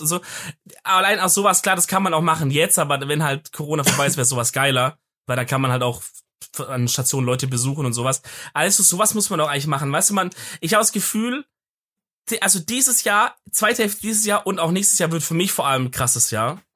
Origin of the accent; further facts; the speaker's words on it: Swabia, Germany; als Schwabe